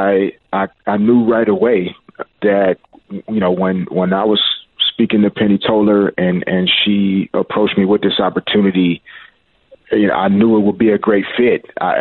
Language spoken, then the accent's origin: English; Little Rock, Arkansas, United States; I grew up on great college basketball. I'm from Little Rock, Arkansas, so college basketball was really big for me.